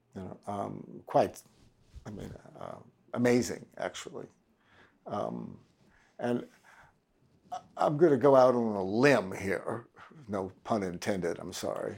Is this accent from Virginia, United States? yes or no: no; Washington, District of Columbia, United States; I was raised in Washington, D C